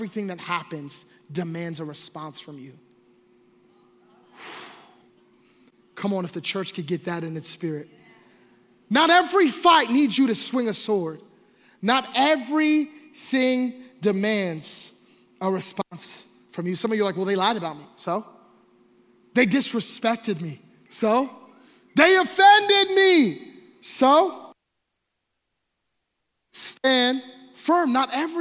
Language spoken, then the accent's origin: English; Philadelphia, Pennsylvania, United States; I grew up in Philadelphia